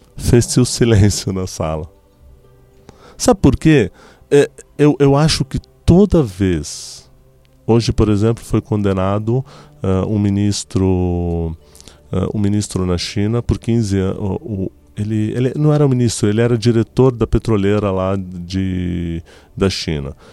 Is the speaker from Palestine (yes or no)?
yes; Tulkarm, West Bank, Palestine; also born or lived in Lebanon; now in Brazil; eu sou de Tulkarem